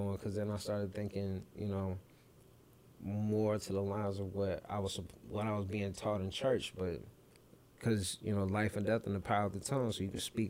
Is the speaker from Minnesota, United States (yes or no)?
yes; St. Paul, Minnesota, United States; I grew up in St. Paul, mm-hmm. you know, St. Paul AME.